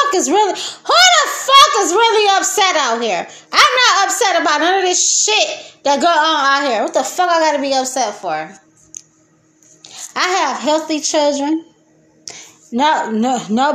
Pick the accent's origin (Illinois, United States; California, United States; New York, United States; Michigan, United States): Michigan, United States; Detroit; I grew up in Detroit